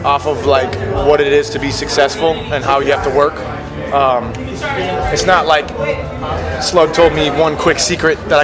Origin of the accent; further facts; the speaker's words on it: Minnesota, United States; I'm a Minnesotan